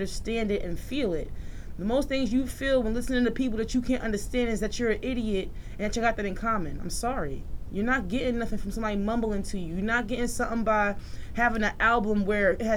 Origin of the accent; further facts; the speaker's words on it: New York City, New York, United States; I'm from Queens. I grew up around lyricists.